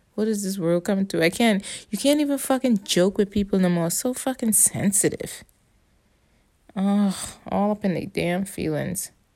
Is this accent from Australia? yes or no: no; Bahamas; accent: Caribbean; first language English; moved away; I just grow up different. See, I'm from the Bahamas